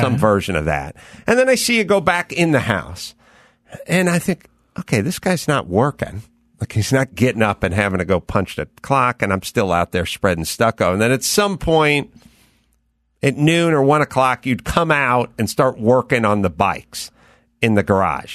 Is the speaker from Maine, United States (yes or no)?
no; Los Angeles, California, United States; I grew up out here in North Hollywood